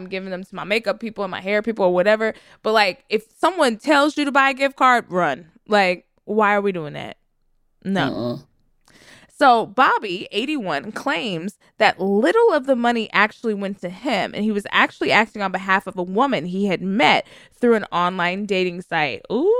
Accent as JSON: {"language": "English", "region": "the South", "country": "United States", "said": "listen, I'm from the South. And my grandmother always said something like, don't pay for wisdom that someone already bought."}